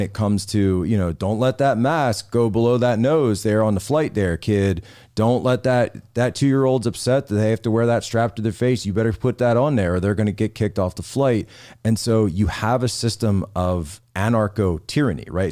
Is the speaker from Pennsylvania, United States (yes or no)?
yes; Philadelphia area, Pennsylvania, United States; moved away; I grew up in the Philadelphia area, a town that just got totally engulfed by crime